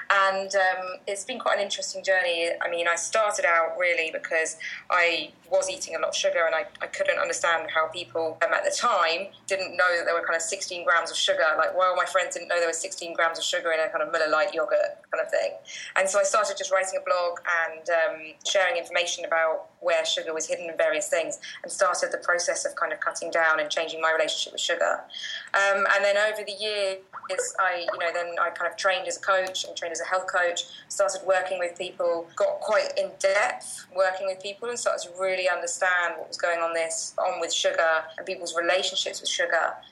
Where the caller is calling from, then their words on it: Bali, Indonesia; I am, yeah. So I'm falling away from Bali, so I know it's uh, a bit colder in the UK at the moment.